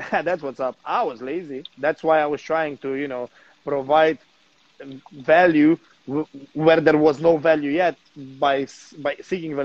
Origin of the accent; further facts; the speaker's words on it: Slovenia; moved away as an adult; now in Bali, Indonesia; I've been living in Bali now for 3 years and I come from Slovenia.